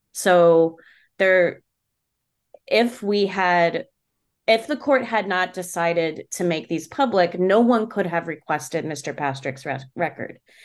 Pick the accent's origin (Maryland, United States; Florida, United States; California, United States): Maryland, United States; now in Pittsburgh, United States; I'm from Maryland